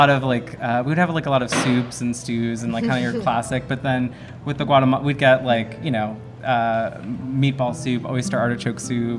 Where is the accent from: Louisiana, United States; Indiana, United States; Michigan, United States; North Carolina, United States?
Louisiana, United States; Plaquemines Parish; I grew up in Plaquemines Parish, a lot of nature